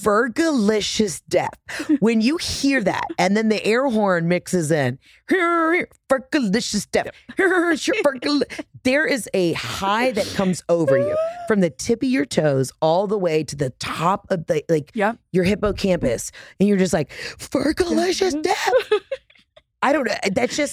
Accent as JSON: {"language": "English", "region": "Southern United States", "country": "United States", "said": "But you know, I think being as a Southerner, you and your family were really great at showing me like the wonderful, joyful side of Yankees."}